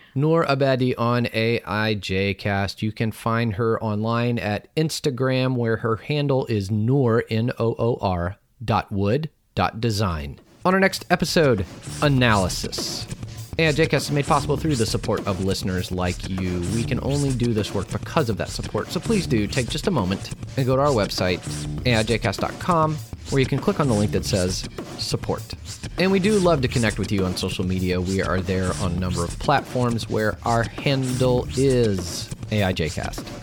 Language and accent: English; the South, United States; growing up in the South here in the United States